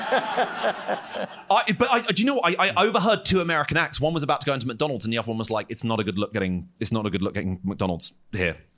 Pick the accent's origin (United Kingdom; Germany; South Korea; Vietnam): United Kingdom; Croydon, London; I'm from Croydon and not from a posh background, I, I have this stupid accent